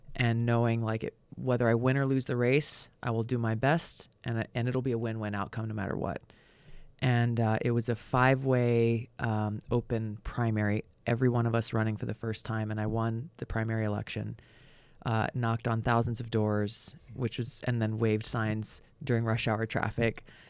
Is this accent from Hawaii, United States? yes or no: yes; Hawaii, United States; moved away; growing up in Hawaii